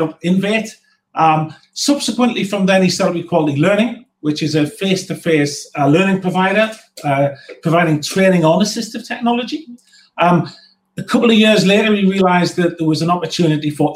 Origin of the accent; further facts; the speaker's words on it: North East England, United Kingdom; as a Northerner